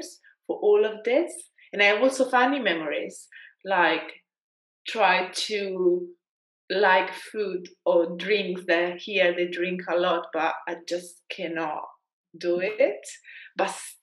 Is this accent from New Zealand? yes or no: no; Italy; accent: Italian; English is a second language; moved away as an adult; now in London, United Kingdom; I was trying to be less Italian with my accent